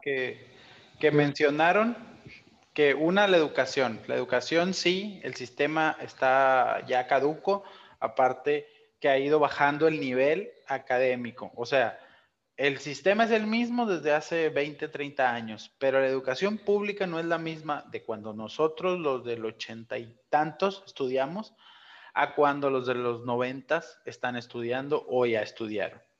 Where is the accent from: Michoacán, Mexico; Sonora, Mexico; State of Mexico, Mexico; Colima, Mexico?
Sonora, Mexico; Ciudad Obregón; de donde yo soy ahí en Obregón